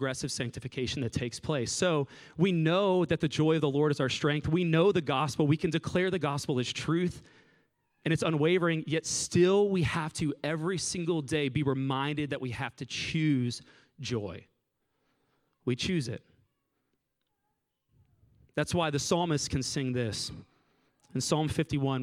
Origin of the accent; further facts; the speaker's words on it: Southwest Florida, United States; moved away; I'm from Southwest Florida